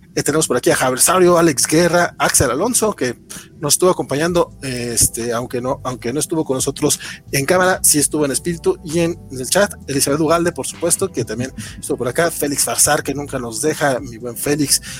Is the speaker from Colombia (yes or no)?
no; Mexico; also born or lived in Durango; como mexicanos